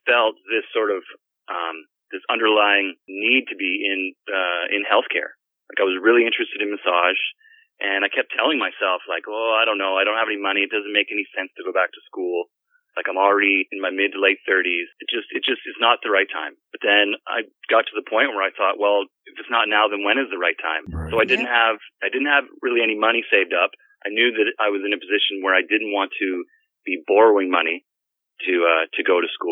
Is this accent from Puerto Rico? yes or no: no; Penetanguishene, Ontario, Canada; moved away as an adult; also born or lived in Port Elgin; that's where I am right now, is in Penetang Machine on Georgian Bay